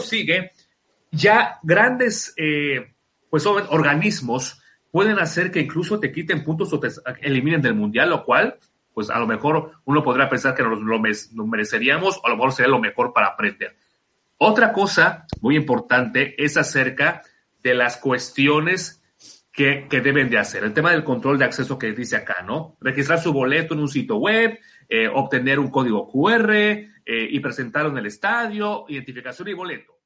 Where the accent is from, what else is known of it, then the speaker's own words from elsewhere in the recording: Mexico; como gente mexicana que somos